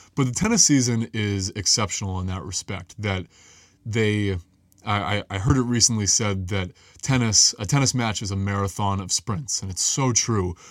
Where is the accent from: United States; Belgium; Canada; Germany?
United States; New England; growing up in New England